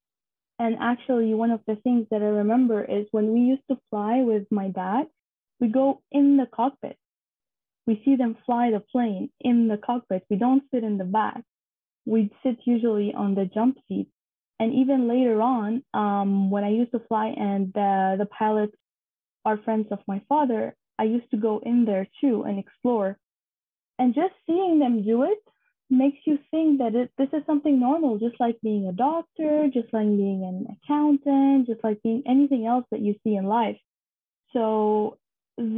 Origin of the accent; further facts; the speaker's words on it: Syria; moved away as an adult; Growing up in Syria was actually very nice